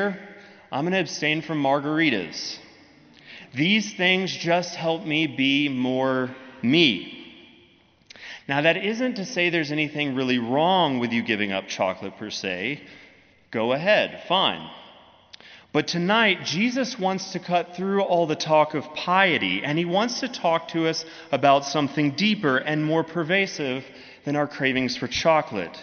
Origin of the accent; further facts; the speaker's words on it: United States; also born or lived in Birmingham; us as American Christians